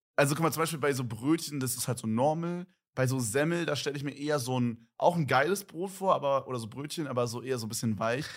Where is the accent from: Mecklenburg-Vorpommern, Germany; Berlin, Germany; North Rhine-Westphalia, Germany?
Berlin, Germany; bei uns in Berlin